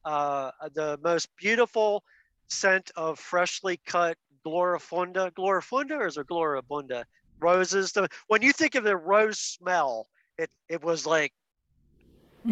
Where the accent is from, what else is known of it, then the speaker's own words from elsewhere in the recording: outside of Philadelphia, Pennsylvania, United States; I was raised outside of Philadelphia as Mennonite